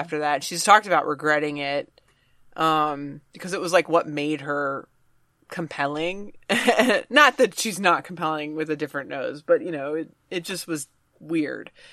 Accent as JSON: {"language": "English", "region": "Virginia", "country": "United States", "said": "I'm from Virginia"}